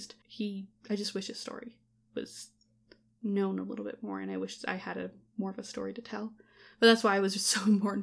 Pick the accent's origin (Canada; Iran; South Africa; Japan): Canada; as a Canadian person